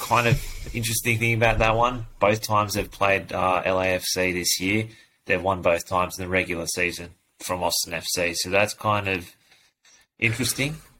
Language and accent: English; Sydney, New South Wales, Australia; I'm born in Sydney